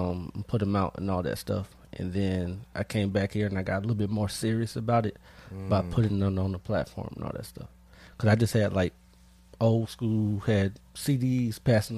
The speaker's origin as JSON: {"language": "English", "town": "Jacksonville", "region": "Florida", "country": "United States", "also_born_or_lived": "Terrell, Texas", "said": "I'm from Jacksonville, Florida, but I used to stay in Terrell, Texas just for a little bit, for like a couple years."}